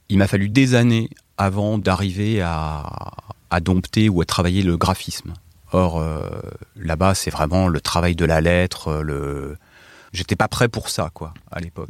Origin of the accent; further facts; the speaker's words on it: Morsang-sur-Orge, Île-de-France, France; also born or lived in Paris; je venais de, de l'Essonne, de Morsan-sur-Orge.